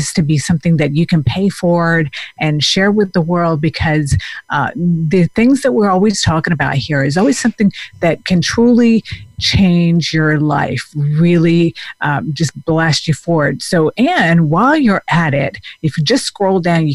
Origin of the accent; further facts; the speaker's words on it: Denmark; moved away; I grew up in Denmark where, you know, people, they just are more physically active, and the whole lifestyle is very different than from over here.